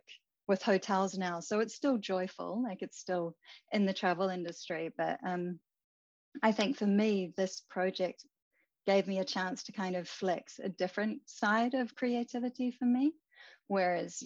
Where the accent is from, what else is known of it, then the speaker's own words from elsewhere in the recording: New Zealand; moved away as an adult; now in Japan; I am originally from New Zealand.